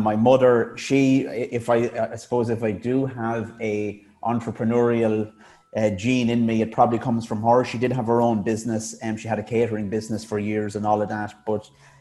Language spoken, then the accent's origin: English; Baltinglass, County Wicklow, Ireland; now in Blessington, Ireland; I was born and reared in a town in West Wicklow called Baltinglass